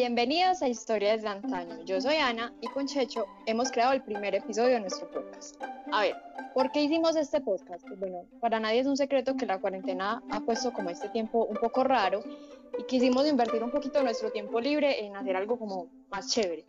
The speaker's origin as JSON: {"language": "Spanish", "town": "Entrerríos", "region": "Antioquia", "country": "Colombia", "said": "yo soy de Entre Ríos"}